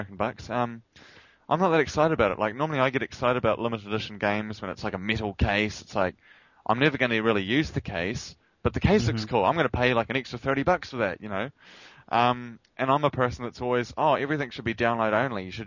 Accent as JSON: {"language": "English", "country": "New Zealand", "said": "I'm a New Zealander."}